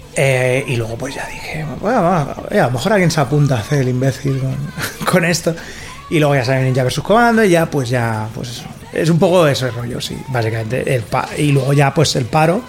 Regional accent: Rubí, Catalonia, Spain; soy de Rubí, de una ciudad del Vallés, occidental, pero eh, mi casa está en una urbanización a 15 minutos andando del centro, la casa de mis padres

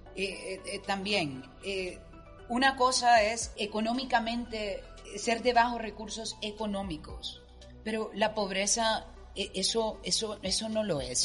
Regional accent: Honduras; orgullosa de mi tierra orgullosa de mi gente

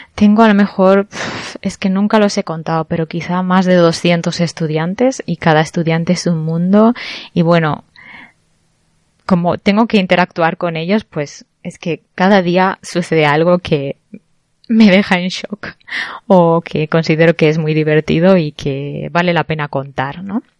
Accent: Barcelona, Catalonia, Spain; moved away; soy de, soy española, soy de Barcelona concretamente

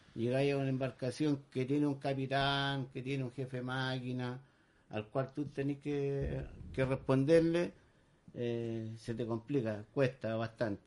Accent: San Antonio, Valparaíso, Chile; yo soy nacido y criado acá en San Antonio

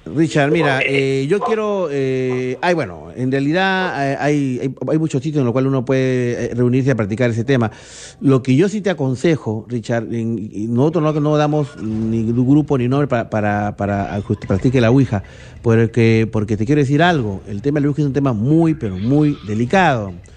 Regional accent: Lima, Peru; mi querido colegio, Colegio Guadalupe. Y un saludo a toda la promoción promoción 78

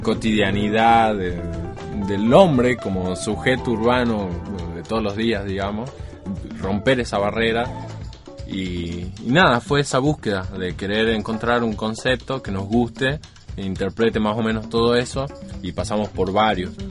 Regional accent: Jujuy, Argentina; now in Córdoba, Argentina; vengo de Jujuy, igual que Liti

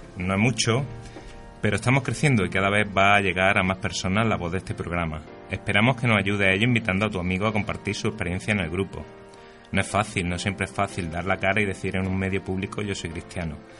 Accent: Spain; qué espabilados somos siempre los españoles

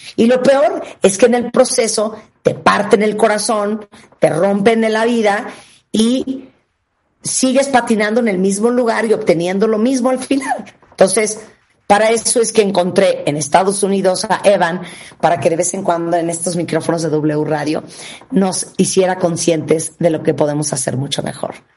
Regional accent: Nicaragua; en Nicaragua, donde yo nací

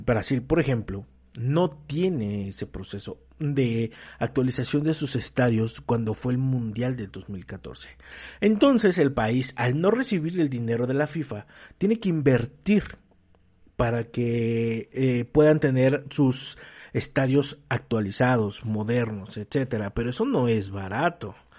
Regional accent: Mexico; nosotros como mexicanos

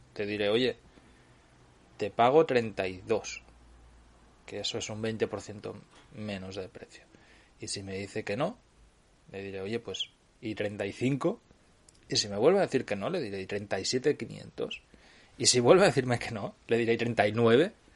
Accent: Cardedeu, Catalonia, Spain; yo vengo de... soy, de Cardedeu, ya lo sabéis, es muy cercano a Barcelona

